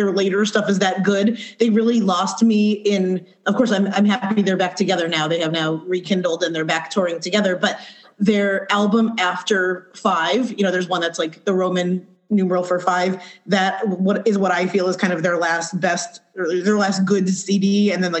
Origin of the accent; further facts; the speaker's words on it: Scranton, Pennsylvania, United States; now in California, United States; I'm from Scranton, Pennsylvania, so like Northeast PA